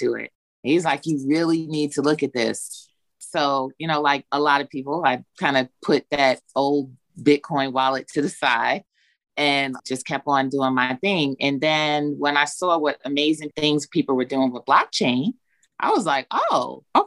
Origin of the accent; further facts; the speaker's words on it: New York City, New York, United States; also born or lived in Long Island, New York; now in Georgia, United States; I'm originally from New York, born in Long Island, raised in Brooklyn. Been in Georgia for over 20 years, though